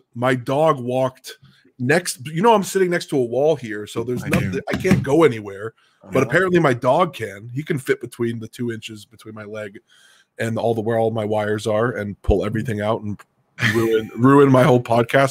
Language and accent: English; California, United States; I'm from California.